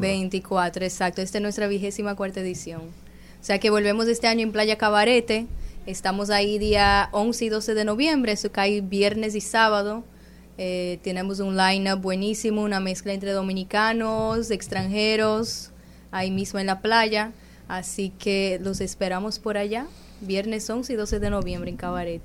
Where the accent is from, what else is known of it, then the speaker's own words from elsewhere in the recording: Brazil; yo soy de Brasil